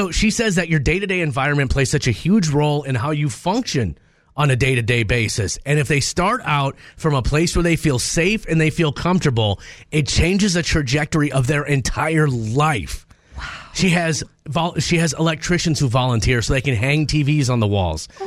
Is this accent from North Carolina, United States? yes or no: no; Minnesota, United States; Born and raised in Minnesota, I don't know why I complain so much about the weather.